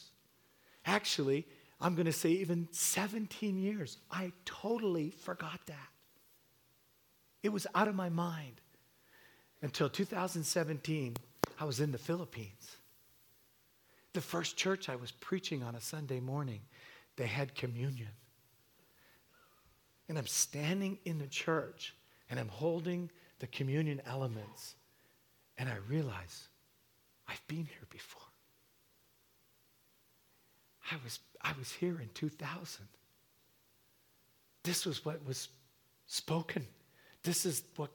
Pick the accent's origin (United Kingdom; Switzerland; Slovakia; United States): United Kingdom; England; also born or lived in Hamilton / Toronto; now in Canada; I was born in England, and so my mom cooked with one spice, salt